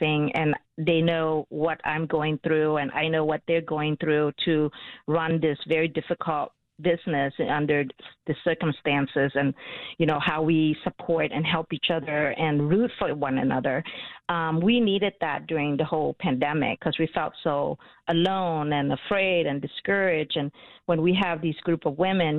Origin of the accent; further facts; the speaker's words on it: Vietnam; now in Chicago, United States; when we grew up in Vietnam